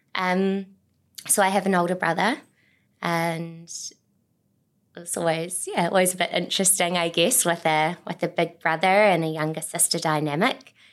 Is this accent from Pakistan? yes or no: no; Auckland, New Zealand; moved away as an adult; also born or lived in Tauranga; I grew up on the North Shore in Auckland